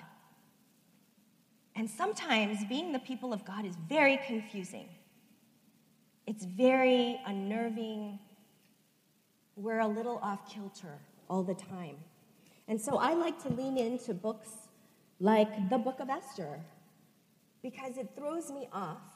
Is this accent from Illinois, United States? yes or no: yes; Chicago, Illinois, United States; I am Korean American, grew up at First Korean United Methodist Church of Chicago.